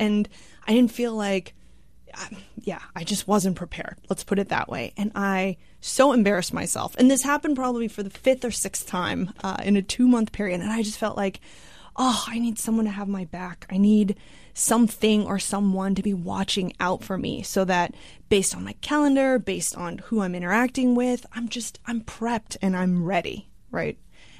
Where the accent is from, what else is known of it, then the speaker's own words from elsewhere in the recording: Austin, Texas, United States; Yes, Texan at heart.